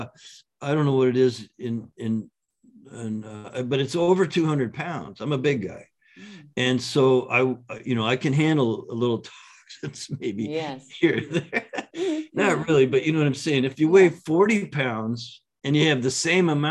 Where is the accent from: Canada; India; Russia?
Canada; now in San Diego, United States; I grew up in Canada with just public schools